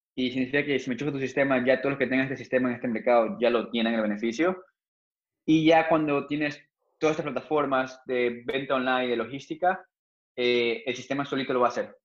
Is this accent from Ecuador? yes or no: yes; Ecuador; yo no soy el primer ecuatoriano